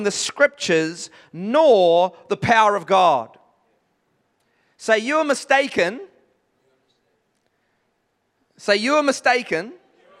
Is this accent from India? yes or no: no; England, United Kingdom; I'm from the English side of things